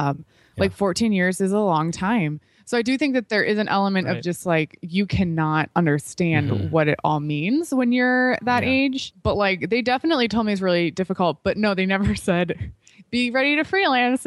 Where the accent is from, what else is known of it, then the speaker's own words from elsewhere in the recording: Chicago, Illinois, United States; I grew up in Chicago area